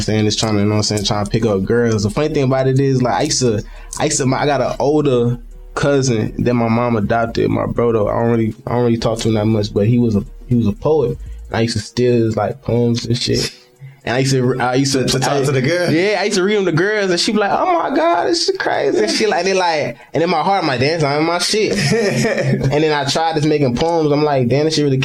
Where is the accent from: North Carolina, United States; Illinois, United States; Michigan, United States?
North Carolina, United States; the Ville; moved away as an adult; also born or lived in Brooklyn, New York; now in Raleigh area, United States; I'm from the Vale. You know what I'm saying? 919, man. Y'all know. Not 919, 910